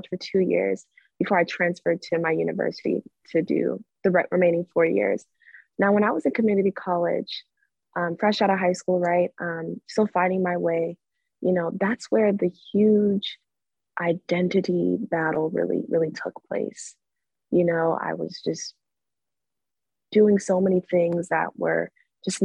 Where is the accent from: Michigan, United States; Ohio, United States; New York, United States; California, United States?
California, United States; I grew up in the Catholic Church in California since I was a little girl to about age 16